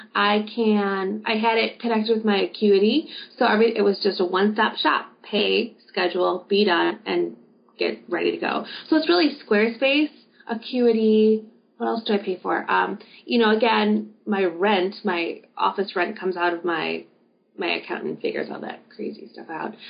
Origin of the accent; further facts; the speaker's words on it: Wisconsin, United States; my hometown of Wisconsin